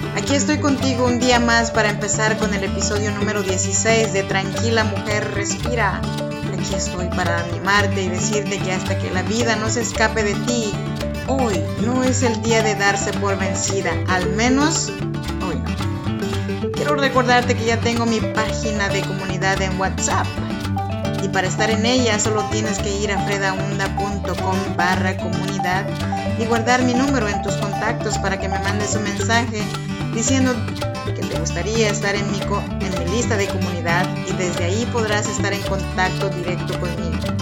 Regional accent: Oaxaca, Mexico; now in Sacramento, United States; Yo soy nacida en Oaxaca, México, y pues nada, aquí vivo extrañando mis raíces

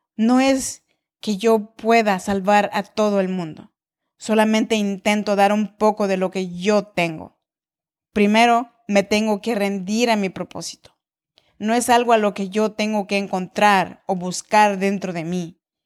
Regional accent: Oaxaca, Mexico; now in Sacramento, United States; soy mexicana de nacimiento, oaxaqueña de corazón

